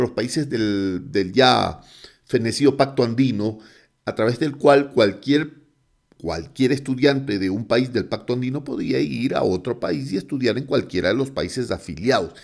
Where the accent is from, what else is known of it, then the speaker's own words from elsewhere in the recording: Guayaquil, Guayas, Ecuador; moved away; also born or lived in Quito, Ecuador; yo soy guayaquileño